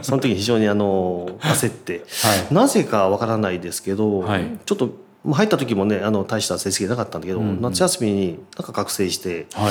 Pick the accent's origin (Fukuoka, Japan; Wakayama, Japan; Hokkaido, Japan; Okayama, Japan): Okayama, Japan; Kurashiki; 私が倉敷でね生まれ倉敷出身なんですけど